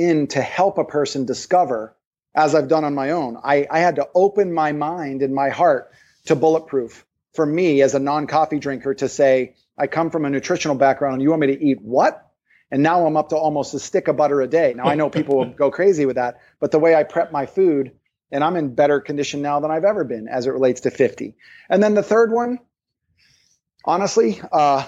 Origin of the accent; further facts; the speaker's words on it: East Coast, United States; moved away; also born or lived in Maui; I'm from the East Coast